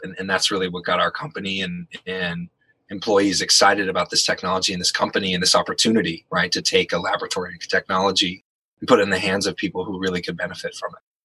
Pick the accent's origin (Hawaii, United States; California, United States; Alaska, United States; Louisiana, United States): California, United States; San Francisco; I'm from San Francisco